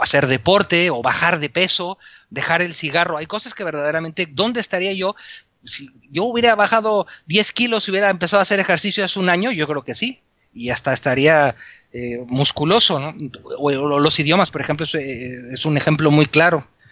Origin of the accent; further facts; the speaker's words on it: Mexico; moved away as an adult; now in Spain; Yo soy mexicano, ingeniero civil